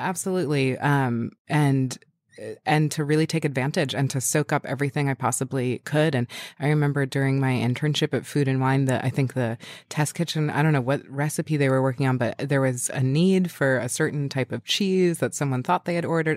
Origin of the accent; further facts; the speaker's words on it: New York City, New York, United States; moved away as an adult; also born or lived in Westchester / Brooklyn; I was born in Manhattan. Um, I was born at Beth Israel Hospital.